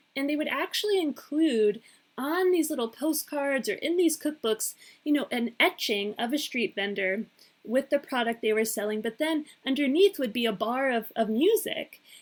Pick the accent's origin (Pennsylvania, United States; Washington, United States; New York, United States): Pennsylvania, United States; Pittsburgh; moved away as an adult; also born or lived in Connecticut; growing up in the United States, growing up in Pittsburgh